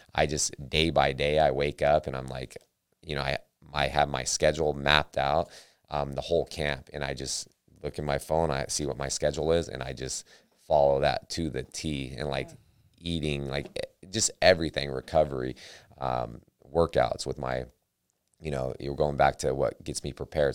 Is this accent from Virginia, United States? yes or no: no; Sacramento, California, United States; I'm from Sacramento